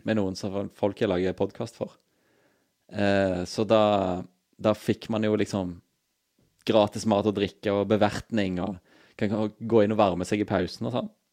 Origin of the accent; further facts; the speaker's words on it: Stavanger, Rogaland, Norway; moved away; så lenge jeg bodde hjemme i Stavanger